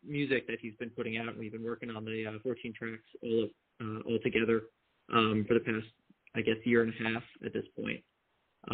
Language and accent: English; Long Island, New York, United States; We grew up on Long Island in one of the suburbs out there